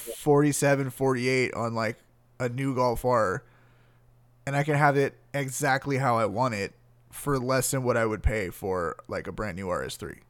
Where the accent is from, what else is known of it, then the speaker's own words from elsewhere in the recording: San Gabriel Valley, California, United States; I grew up in the San Gabriel Valley